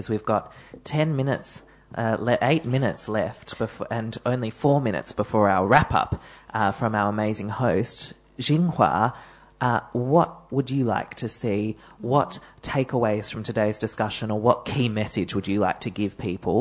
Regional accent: Melbourne, Victoria, Australia; one of the suburbs of Melbourne

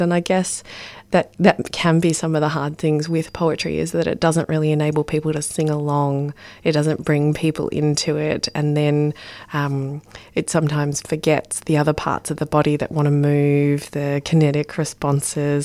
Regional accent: Ballarat, Victoria, Australia; I grew up in Ballarat

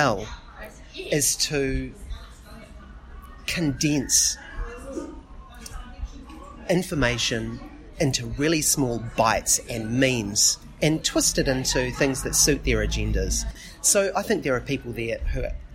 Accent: Dunedin, Otago, New Zealand; I'm from Otapoti, Dunedin

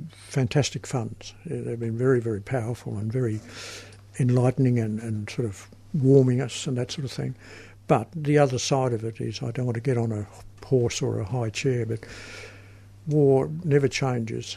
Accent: Australia; I'm an Australian

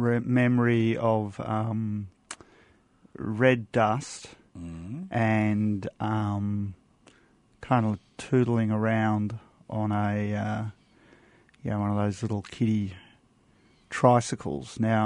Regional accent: Perth, Western Australia, Australia; also born or lived in Carnarvon; I'm originally from Western Australia. Grew up in Perth.

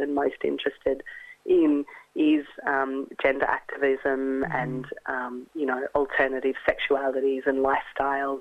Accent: Australia; moved away as an adult; also born or lived in London / Europe; I am Australian, but I returned after 10 years away

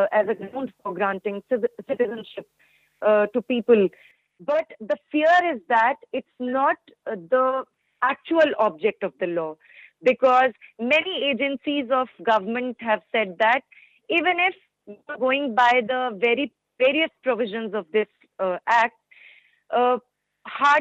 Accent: India; I'm from India

